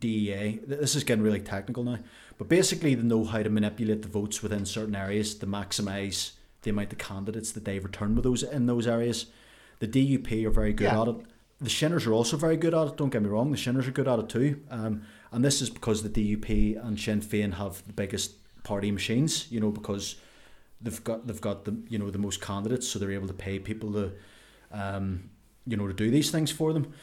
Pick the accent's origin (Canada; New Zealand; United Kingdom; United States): United Kingdom; Ulster, Northern Ireland; I am from Ulster.